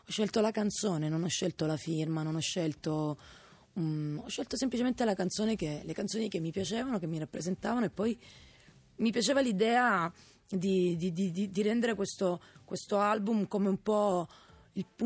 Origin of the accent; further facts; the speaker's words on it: Italy; now in Rome, Italy; La mia famiglia, i miei amici, quelli di sempre, il mio paese, Radeo.